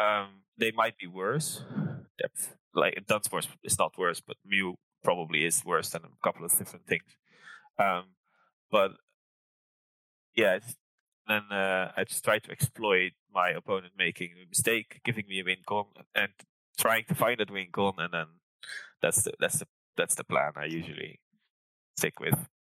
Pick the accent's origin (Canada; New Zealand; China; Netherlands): Netherlands; near Rotterdam, South Holland; also born or lived in Lancaster, United Kingdom; now in Amsterdam, Netherlands; I grew up near Rotterdam